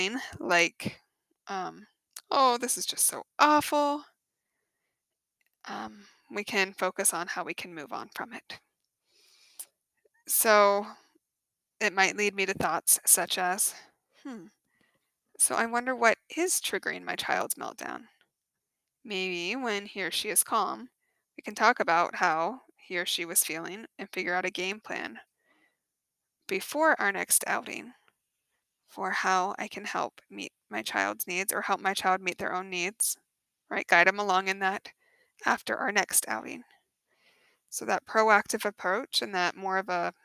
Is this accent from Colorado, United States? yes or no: yes; Colorado, United States; moved away as an adult; now in Phoenix, United States; growing up in Colorado